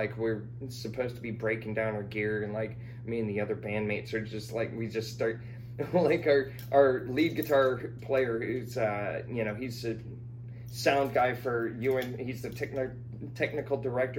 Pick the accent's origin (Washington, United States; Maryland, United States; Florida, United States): Florida, United States; Jupiter; also born or lived in Los Angeles / DeLand / Alpharetta